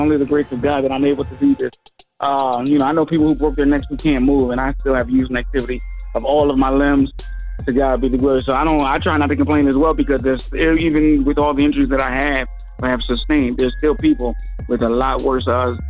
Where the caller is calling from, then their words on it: Philadelphia, Pennsylvania, United States; I'm calling from the city of brotherly love, sisterly affection, Philadelphia, Pennsylvania.